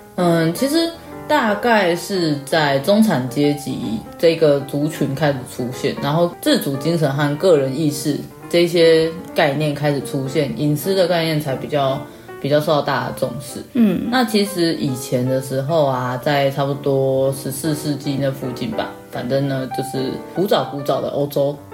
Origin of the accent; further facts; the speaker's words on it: Taichung, Taiwan; 因为本人台中人， 所以我小时候住的是电梯大厦